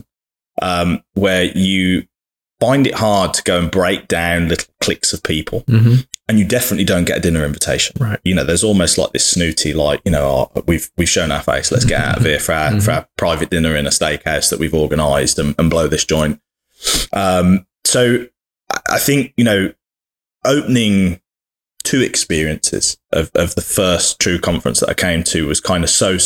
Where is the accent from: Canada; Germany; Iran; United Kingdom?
United Kingdom; as a Brit in America